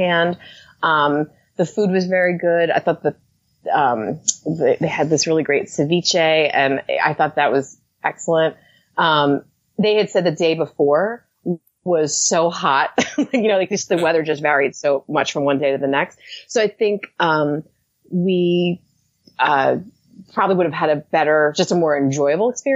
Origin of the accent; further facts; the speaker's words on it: New Jersey, United States; I'm from New Jersey